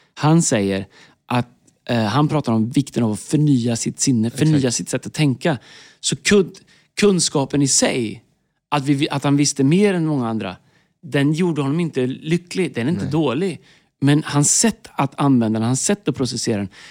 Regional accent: Tidaholm, Västra Götaland, Sweden; jag växte upp i Tidaholm

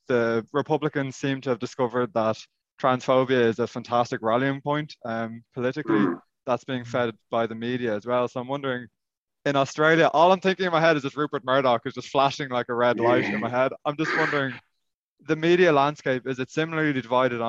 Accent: Ireland; being Irish, we have Gaelic football.

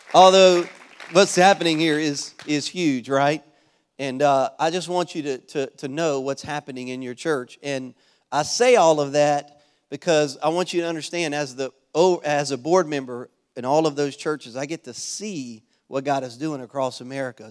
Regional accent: Louisiana, United States; now in Florida, United States; I'm originally from Louisiana

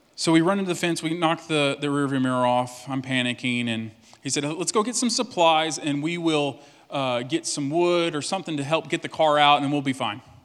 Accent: Cut and Shoot, Texas, United States; I'm from East Texas, and the, the name of the town I'm from is literally Cut and Shoot, Texas.

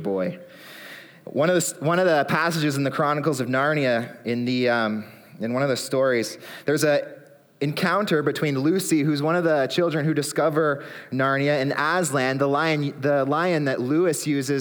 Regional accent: Aurora, Ontario, Canada; also born or lived in Barrie; I grew up in Aurora, lived in Barrie as well

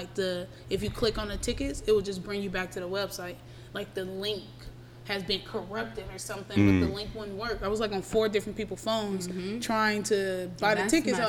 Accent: Vallejo, California, United States; born there; Hey, nigga, I was born in Vallejo.

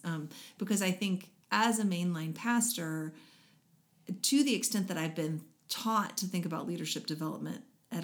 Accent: United States; as American Christians

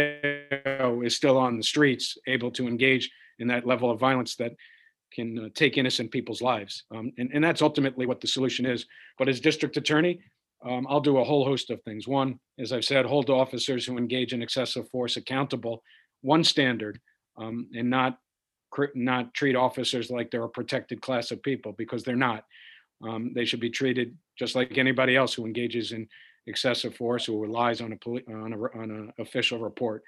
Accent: New York City, New York, United States; communities like the one I grew up in Washington Heights

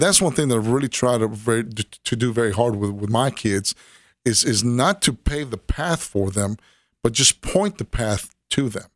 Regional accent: Miami, Florida, United States; now in Tennessee, United States; grew up in Miami, Florida

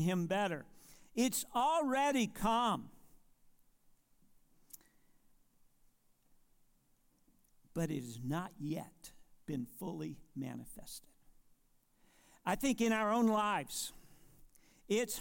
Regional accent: Monroe, North Carolina, United States; also born or lived in Marshville, North Carolina; I was born in Monroe, North Carolina. I was born again in Marshville, North Carolina.

